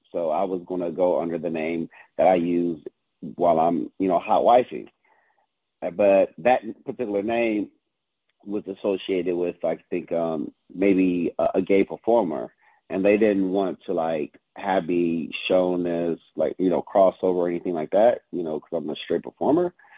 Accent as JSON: {"language": "English", "town": "Detroit", "region": "Michigan", "country": "United States", "tie": "born or raised there", "moved": "yes", "said": "growing up in the D was was pretty tough"}